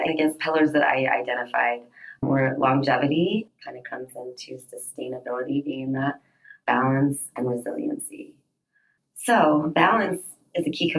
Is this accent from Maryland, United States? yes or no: no; Denver, Colorado, United States; I'm from Denver, Colorado, and I am an aerialist